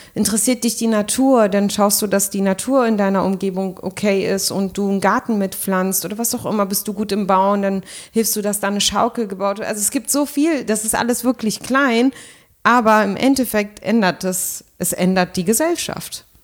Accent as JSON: {"language": "German", "region": "Berlin", "country": "Germany", "said": "ich bin Berlinerin"}